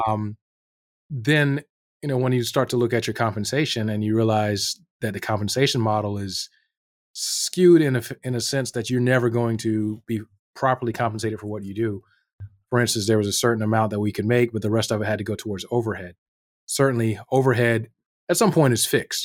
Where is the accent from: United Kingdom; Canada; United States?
United States; North Carolina; moved away as an adult; also born or lived in New York City, United States / Northern Virginia, United States; now in Anchorage, United States; I grew up in North Carolina